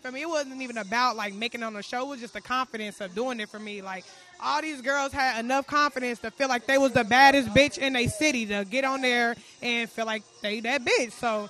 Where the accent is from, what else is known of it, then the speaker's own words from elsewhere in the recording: Dayton, Ohio, United States; I'm from Dayton, Ohio.